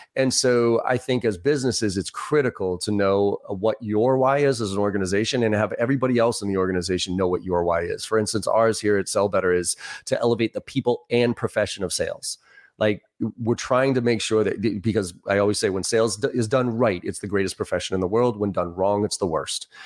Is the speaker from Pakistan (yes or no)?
no; Boston, Massachusetts, United States; also born or lived in Maryland; I grew up in Boston, uh, East Coaster myself.